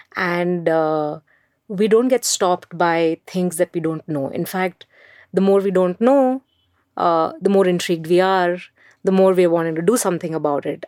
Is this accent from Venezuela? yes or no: no; Mumbai, Maharashtra, India; English is a second language; I grew up in Mumbai